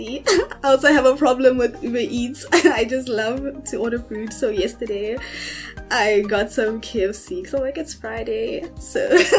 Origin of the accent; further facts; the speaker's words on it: Pretoria, Gauteng, South Africa; I am 22 years old and I am from Pretoria. I've been in Pretoria my whole life.